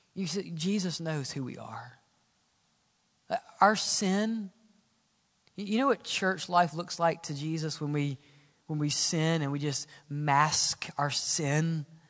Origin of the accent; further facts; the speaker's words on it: Mississippi, United States; Where I grew up in Mississippi